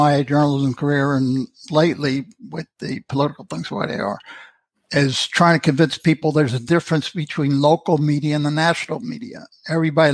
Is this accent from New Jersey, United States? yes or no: yes; Elizabeth, New Jersey, United States; moved away; also born or lived in Union, New Jersey / Springfield, New Jersey; I was born and raised in Elizabeth and lived in Union and left New Jersey from Springfield